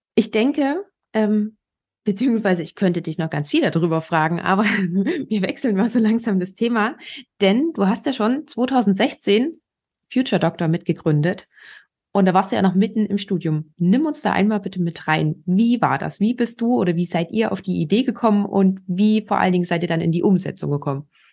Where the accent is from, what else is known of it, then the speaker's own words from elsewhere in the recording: Germany; bei uns in Deutschland